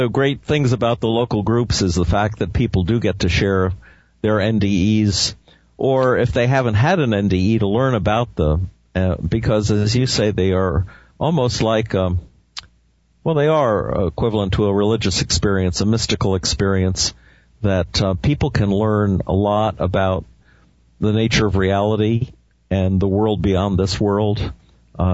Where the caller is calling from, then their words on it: Maine, United States; You're talking from Texas. I'm talking from Maine.